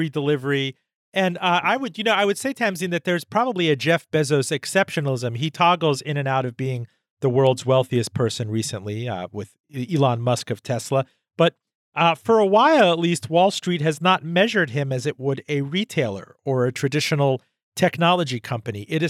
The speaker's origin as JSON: {"language": "English", "country": "Iran", "tie": "born or raised there", "said": "I was born in Iran"}